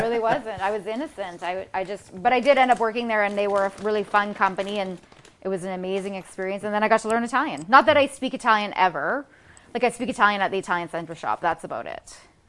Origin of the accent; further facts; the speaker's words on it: Canada; moved away as an adult; also born or lived in Los Angeles / London / Rome; I'm Canadian